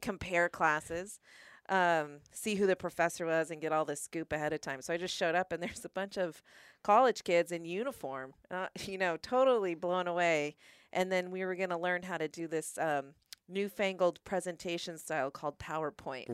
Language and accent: English; Stafford, Virginia, United States; also born or lived in New Mexico; I grew up in Stafford